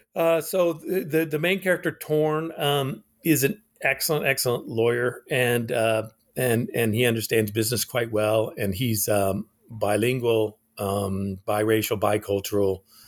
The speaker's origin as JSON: {"language": "English", "region": "Alaska", "country": "United States", "tie": "born or raised there", "also_born_or_lived": "Japan", "moved": "yes", "said": "I was born in Alaska."}